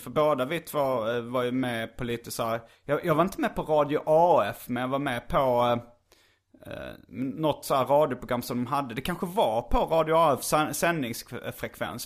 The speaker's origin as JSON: {"language": "Swedish", "town": "Lund", "region": "Skåne", "country": "Sweden", "tie": "born or raised there", "also_born_or_lived": "Hjärup / Stockholm / Malmö", "accent": "Lund dialect", "moved": "as an adult", "said": "identitetsskapande högstadiet i gymnasiet var i Lund. Mm. Och lite typ något år efter där också så att det eh, Jag pratar lite Lundadialekt tror jag ändå"}